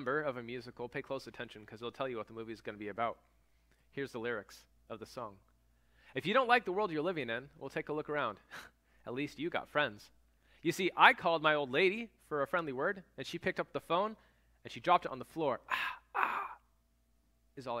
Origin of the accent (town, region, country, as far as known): United States